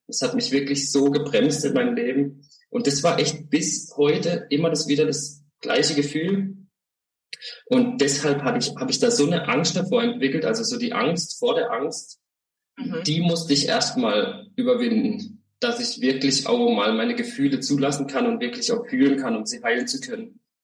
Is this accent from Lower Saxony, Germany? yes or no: no; Freiburg, Baden-Württemberg, Germany; also born or lived in Holzhausen / Zähringen / Glottertal / Hochdorf; Ich komme aus Freiburg, also bin auch geboren in Freiburg, aufgewachsen auch in der Nähe von Freiburg